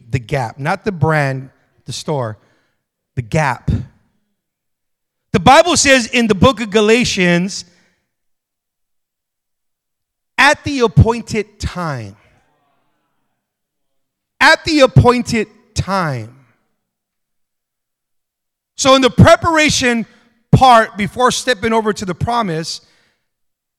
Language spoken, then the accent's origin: English; United States; also born or lived in Las Vegas; I'm American